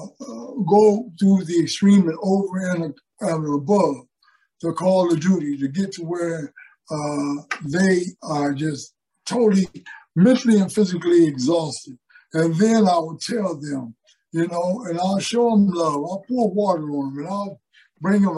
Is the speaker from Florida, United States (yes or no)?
no; Pontiac, Michigan, United States; moved away; also born or lived in Philadelphia / New York / California; growing up in Pontiac, Michigan